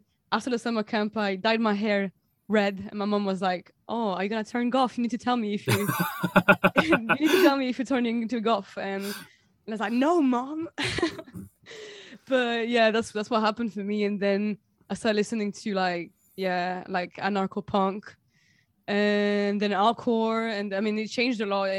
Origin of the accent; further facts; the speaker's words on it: Provence-Alpes-Côte d'Azur, France; English is a second language; moved away as an adult; because I'm French and I was born in the High Alps, like in the mountains.